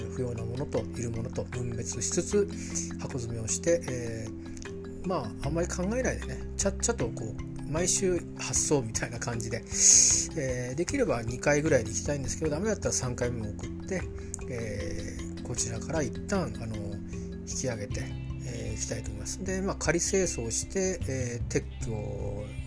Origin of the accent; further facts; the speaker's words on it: Chiba, Japan; moved away; also born or lived in Tokyo / Saitama / Nerima, Tokyo / Kawasaki; 小学校上がる時に埼玉から千葉に行ったり